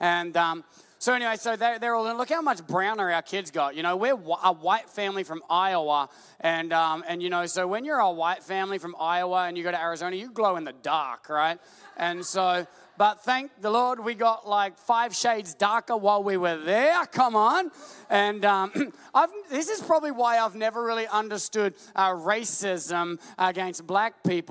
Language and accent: English; Australia; we're Australian